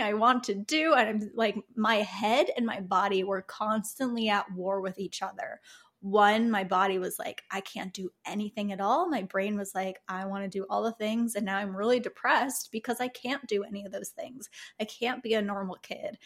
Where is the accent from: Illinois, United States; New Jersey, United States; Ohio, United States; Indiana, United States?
Illinois, United States; Chicago; moved away; I lived in Chicago. I grew up in Chicago.